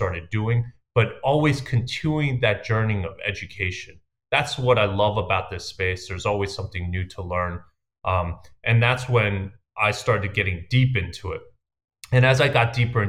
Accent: New York City, New York, United States; I grew up in Queens, New York

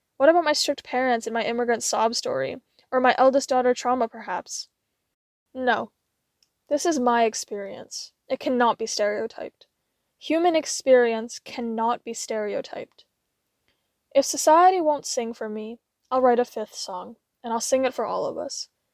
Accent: United States; I'm an Asian-American woman

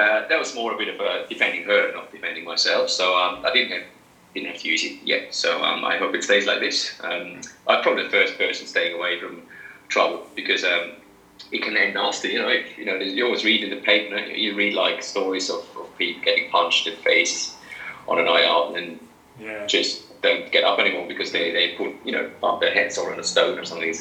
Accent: Maienfeld, Graubünden, Switzerland; moved away as an adult; now in Sydney, Australia; in Mainfeld, in my hometown

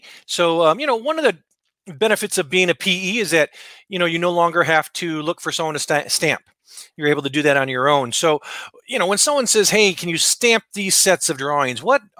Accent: Los Angeles, California, United States; also born or lived in New Mexico; I'm from

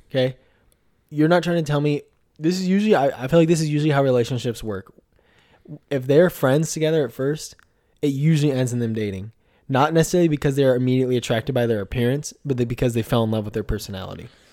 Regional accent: Puyallup, Washington, United States; also born or lived in Tacoma, Washington; I was born in Tacoma, Washington, but uh, raised in Puyallup, Washington, um, which is uh, about an hour or so uh, south of Seattle

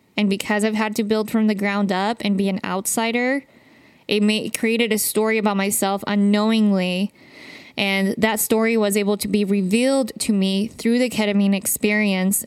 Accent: Utah, United States; I grew up in Utah

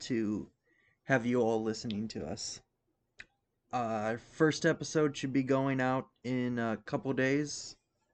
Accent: Waukesha, Wisconsin, United States; I'm from Waukesha, Wisconsin. I was born on February 15th, 1995. I am 25 years old

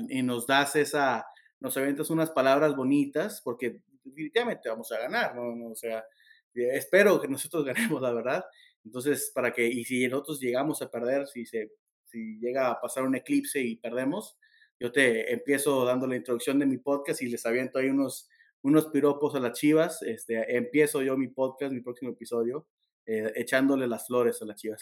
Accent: Torreón, Coahuila, Mexico; nací en Torreón y, toda la vida he sido santista, guerrero

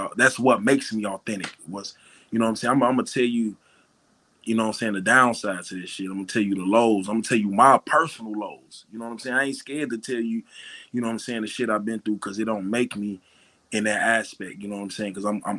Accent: Chicago, Illinois, United States; moved away; also born or lived in Arkansas; I grew up in Chicago, so I seen the same shit that other young black niggas have seen and been through.

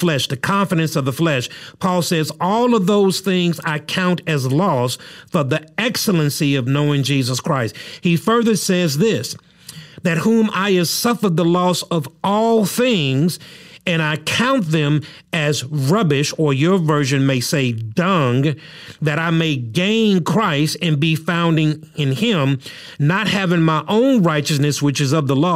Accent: United States; a citizen of the United States of America

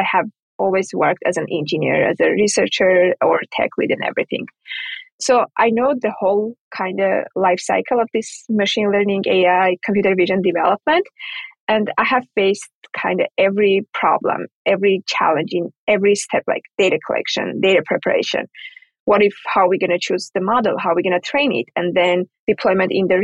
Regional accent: Armenia; moved away; I'm from Armenia originally.

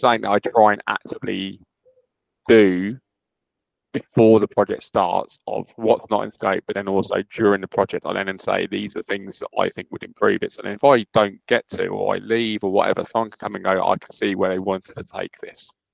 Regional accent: United Kingdom; I'm so British

